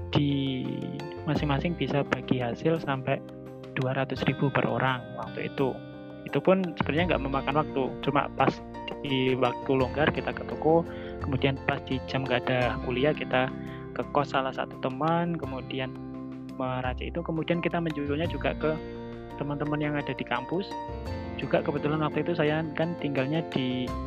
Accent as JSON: {"language": "Indonesian", "town": "Lamongan", "region": "East Java", "country": "Indonesia", "tie": "born or raised there", "said": "waktu SMA di Lamongan itu kan kebetulan saya juga ikut di Pramuka"}